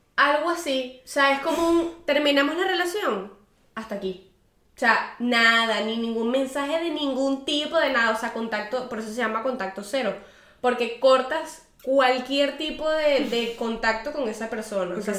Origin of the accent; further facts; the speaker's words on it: Venezuela; moved away as an adult; yo me fui de Venezuela